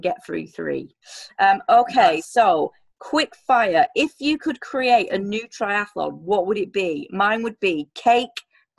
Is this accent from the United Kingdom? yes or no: yes; England, United Kingdom; I'm English